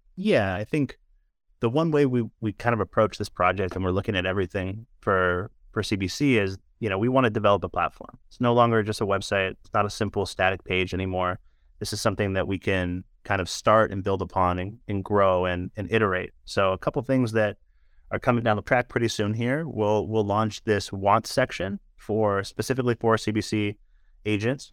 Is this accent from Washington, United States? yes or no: no; San Francisco, California, United States; being born and raised in San Francisco